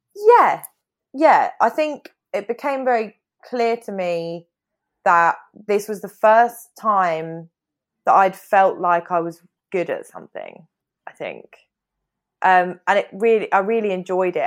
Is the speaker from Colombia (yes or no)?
no; United Kingdom